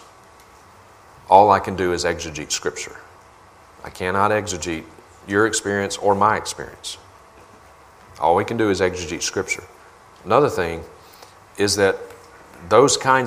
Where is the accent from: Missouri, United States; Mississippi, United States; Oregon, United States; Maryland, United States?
Mississippi, United States; now in Montana, United States; I grew up in Mississippi